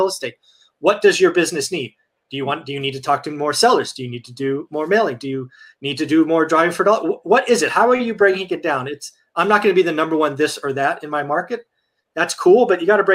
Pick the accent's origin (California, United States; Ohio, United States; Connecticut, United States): California, United States; the Bay Area; also born or lived in Fresno, California; I'm the Bay, man. Come on, I'm from the Bay.